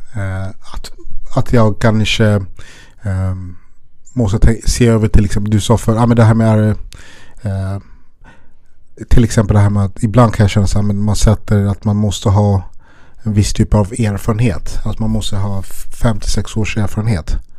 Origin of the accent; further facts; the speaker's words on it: Stockholm, Stockholm County, Sweden; jag är uppvuxen i Järvaområdet, Spånga-Tensta